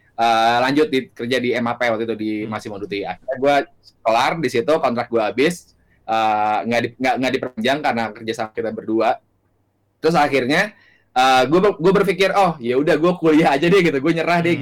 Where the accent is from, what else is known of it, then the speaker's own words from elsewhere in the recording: Jakarta, Indonesia; gue lahir dan besar di Jakarta